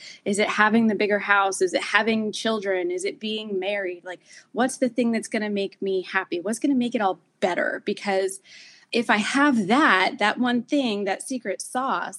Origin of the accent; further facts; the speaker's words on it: New Jersey, United States; accent: Jersey; I'm from New Jersey